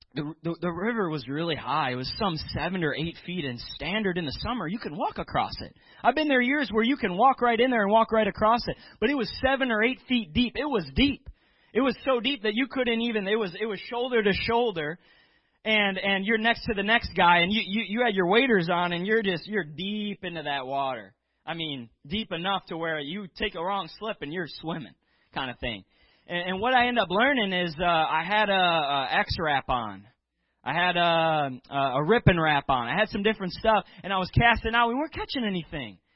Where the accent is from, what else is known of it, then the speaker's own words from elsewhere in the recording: Chicago, Illinois, United States; now in Wisconsin, United States; I'm from the Chicagoland area growing up